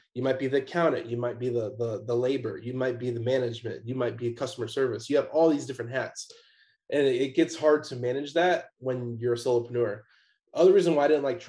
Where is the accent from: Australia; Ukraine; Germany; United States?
United States; Chicago, Illinois; moved away as an adult; also born or lived in Atlanta; I'm originally from Chicago